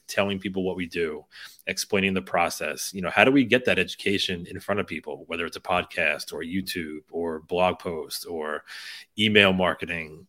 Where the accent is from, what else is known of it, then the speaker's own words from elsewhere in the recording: United States; we grew up right outside of New York City